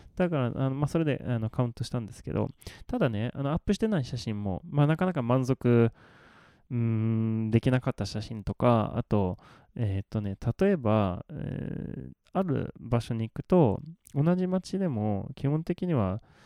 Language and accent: Japanese; Malmö, Skåne, Sweden; Japanese is a second language; moved away; 私の生まれ育ったマルメっていう町です